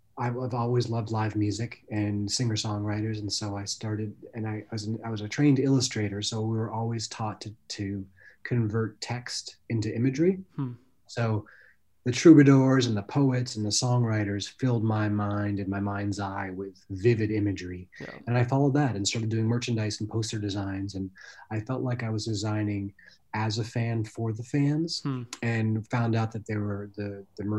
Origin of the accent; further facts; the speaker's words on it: Vermont, United States; moved away as an adult; also born or lived in Baltimore; I grew up in Vermont and I loved jumping in lakes and rivers